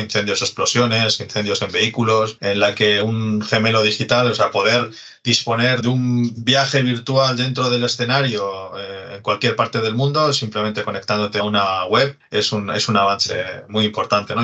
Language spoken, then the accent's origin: Spanish; Santurtzi, Basque Country, Spain; yo eh, soy de Santurchi, es, un, es pueblecito que está al lado de, Bilbao